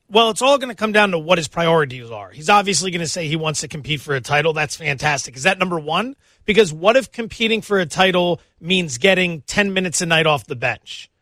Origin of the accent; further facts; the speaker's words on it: Northeast, United States; I'm from the Northeast.